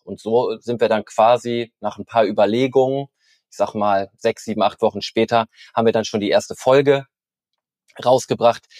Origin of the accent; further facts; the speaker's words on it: Norderney, Lower Saxony, Germany; Ich bin auf Norderney geboren und aufgewachsen